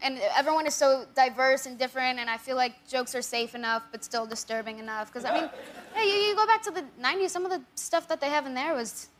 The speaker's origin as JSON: {"language": "English", "area": "Coachella Valley", "region": "California", "country": "United States", "said": "I'm from the Coachella Valley."}